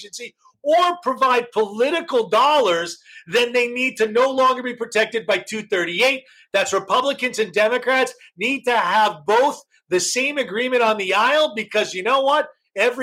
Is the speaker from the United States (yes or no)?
yes; United States; I'm an American